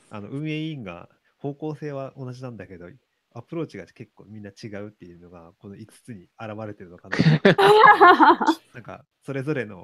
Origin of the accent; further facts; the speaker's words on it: Toyama, Japan; moved away; 僕も地方出身者としては、うんいつか富山でマッシュアップのイベントをやったら、里帰りついでに行けるなとか、